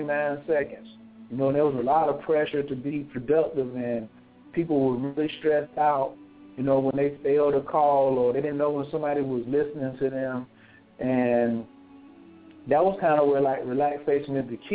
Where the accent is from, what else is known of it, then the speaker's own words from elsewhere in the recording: the Bible Belt, United States; you know where we're from. We're from the Bible Belt.